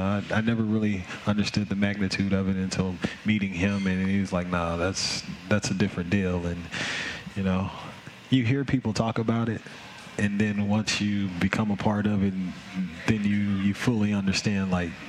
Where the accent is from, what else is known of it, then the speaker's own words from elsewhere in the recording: Memphis, Tennessee, United States; Memphis, Tennessee.